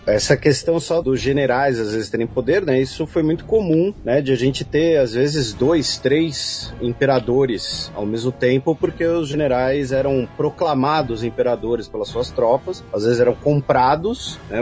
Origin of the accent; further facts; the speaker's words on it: São Paulo, Brazil; eu sou o único paulistano nesse podcast